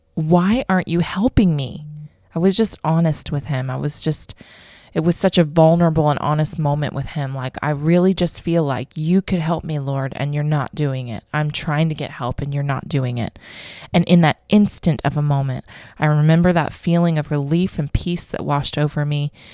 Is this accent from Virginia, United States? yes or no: no; Vero Beach, Florida, United States; moved away as an adult; also born or lived in Tennessee; now in Australia; I am originally from Vero Beach, Florida